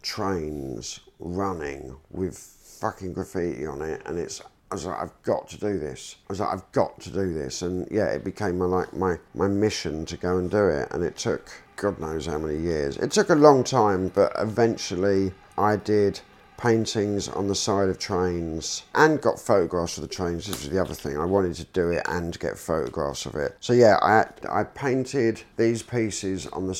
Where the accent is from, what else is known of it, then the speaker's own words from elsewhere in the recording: London, United Kingdom; growing up in London, it was like, you know, when we got a little bit older, we were going out to like all the nightclubs in London.